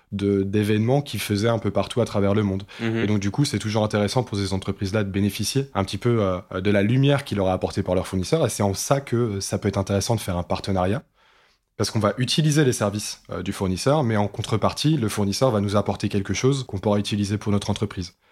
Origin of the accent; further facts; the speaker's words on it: France; chez nous en France